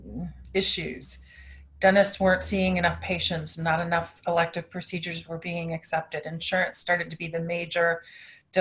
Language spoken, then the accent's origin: English; outside of Cleveland, Ohio, United States; moved away; also born or lived in Tampa, Florida; I did grow up in an area outside of Cleveland, Ohio, and I just decided to move back to where my family was